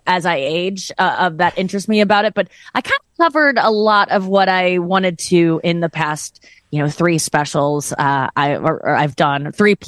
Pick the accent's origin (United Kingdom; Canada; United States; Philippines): United States; St. Louis, Missouri; especially in the Midwest, I'm from St. Louis